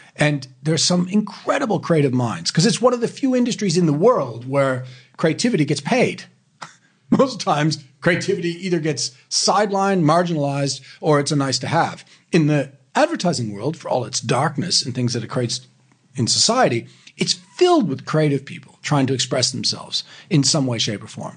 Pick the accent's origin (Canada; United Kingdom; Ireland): Canada; Sydney, Nova Scotia; now in Australia; I grew up in Canada, in Sydney, in Canada